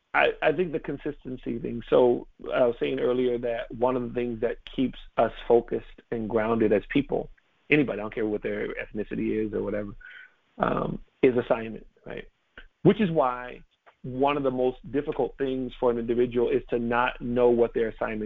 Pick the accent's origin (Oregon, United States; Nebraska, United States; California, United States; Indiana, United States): California, United States; She's driving on Highway 1 in California. I'm from California.